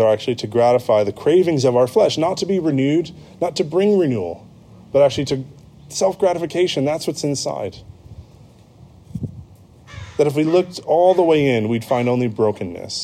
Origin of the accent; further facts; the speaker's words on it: United States; moved away as an adult; also born or lived in United Kingdom; my passport that says I am an American citizen. That's my home. That's where I'm from, and that's my home